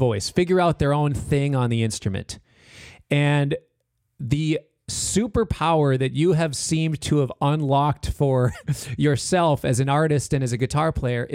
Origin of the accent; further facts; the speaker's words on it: Minneapolis, Minnesota, United States; I am from Minneapolis. I grew up here. I live here now.